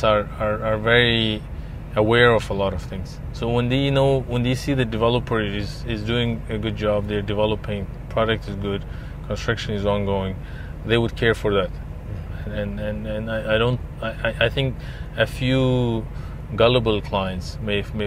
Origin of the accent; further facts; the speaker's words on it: Dubai, United Arab Emirates; where are you from? I say, Dubai